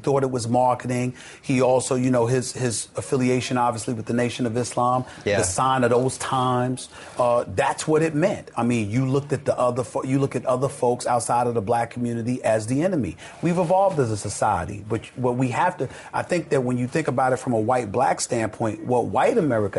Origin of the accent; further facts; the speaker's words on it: the South, United States; I'm a Christian. So because I'm this way and I'm from the South and all of this other stuff